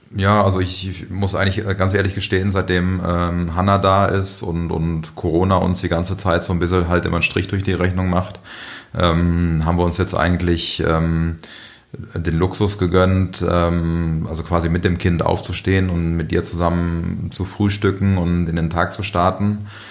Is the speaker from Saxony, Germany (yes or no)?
no; Aachen, North Rhine-Westphalia, Germany; moved away as an adult; now in Munich, Germany; ich bin ja auch in Aachen geboren, also bin auf dem elterlichen äh, landwirtschaftlichen Betrieb groß geworden.